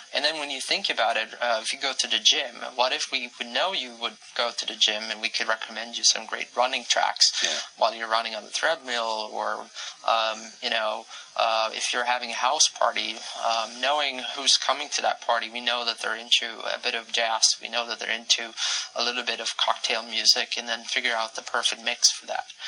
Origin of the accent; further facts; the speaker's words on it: Sweden; my home country, Sweden